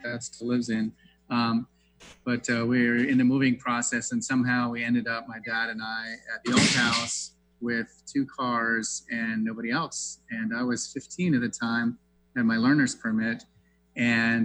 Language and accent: English; the South, United States; moved away as an adult; now in Seattle, United States; I grew up in the South and like I said in the bio, I made biscuits with my grandmother